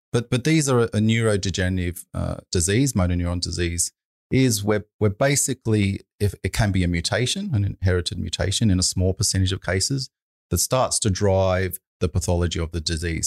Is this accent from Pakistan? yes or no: no; Sydney, New South Wales, Australia; also born or lived in United Kingdom; I'm from Sydney